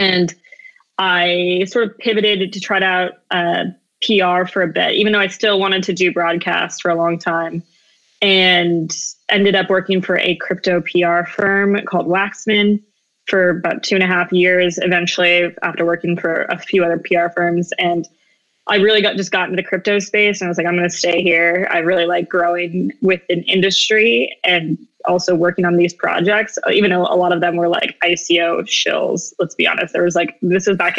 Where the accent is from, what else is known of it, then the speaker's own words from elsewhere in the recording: Arizona, United States; moved away as an adult; also born or lived in Gallup, New Mexico / Navajo Reservation, Northern Arizona / New Mexico State University / New York City; we moved down to Arizona. I grew up there, lived most of my life in the Southwest